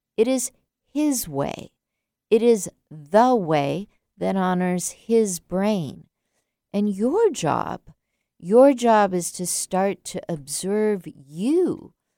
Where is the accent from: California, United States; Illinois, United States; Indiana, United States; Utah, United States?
California, United States; San Diego; I grew up in San Diego as a child